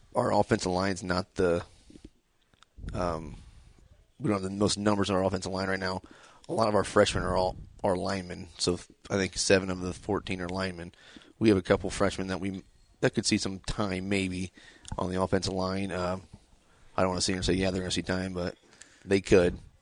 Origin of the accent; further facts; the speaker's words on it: Decatur, Indiana, United States; I'm from Decatur, born and raised here